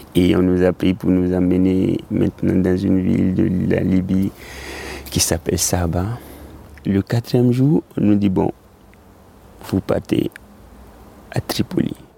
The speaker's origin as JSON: {"language": "French", "country": "Côte d’Ivoire", "moved": "as an adult", "said": "J'ai quitté la Côte d'Ivoire avec le chapelet de mon père"}